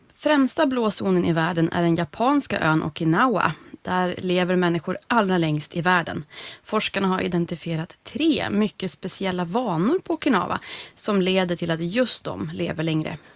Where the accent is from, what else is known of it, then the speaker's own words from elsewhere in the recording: Norrland, Sweden; som norrlänning själv